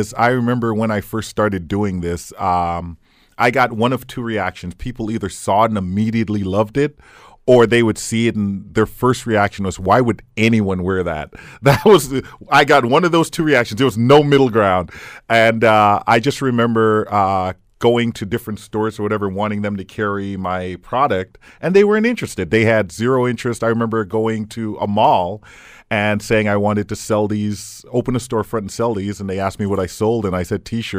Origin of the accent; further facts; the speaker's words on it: Hamilton, Ontario, Canada; And I told them I'm from Hamilton, and they said, "What part of Toronto is Hamilton?"